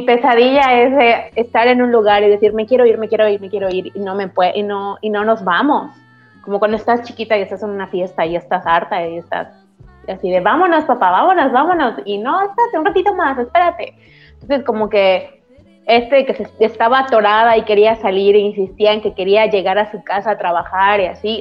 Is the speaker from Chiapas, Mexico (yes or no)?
no; Yucatán, Mexico; soy yucateca, entonces va como que en mi dialecto.